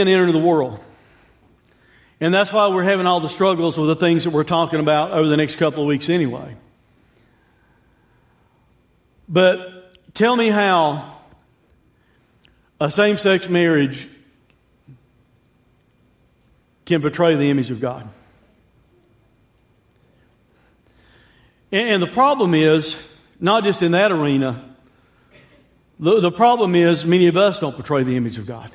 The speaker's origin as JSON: {"language": "English", "country": "United States", "said": "I'm an American"}